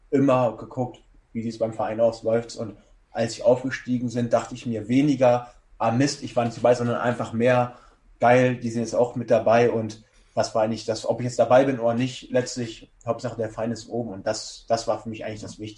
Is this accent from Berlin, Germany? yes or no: no; Erfurt, Thuringia, Germany; Und ich komme einfach aus Erfurt, vorher in Wilhelmshaven, keine großartige Ausbildung genossen